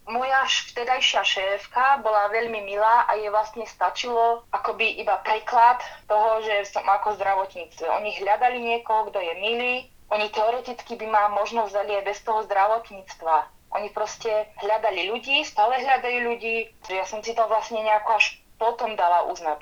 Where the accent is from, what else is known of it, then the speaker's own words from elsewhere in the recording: Martin, Žilina Region, Slovakia; moved away as an adult; now in Munich, Germany; Som z Martina